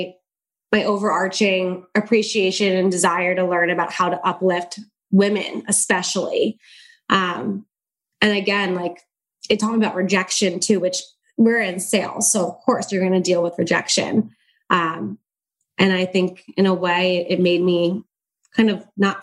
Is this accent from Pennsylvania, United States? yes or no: yes; Pennsylvania, United States; where I grew up in Pennsylvania